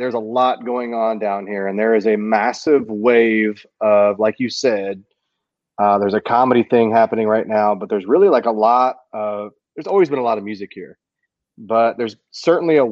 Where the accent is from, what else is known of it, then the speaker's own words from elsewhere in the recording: Texas, United States; Ripple Fest was here where I live in my hometown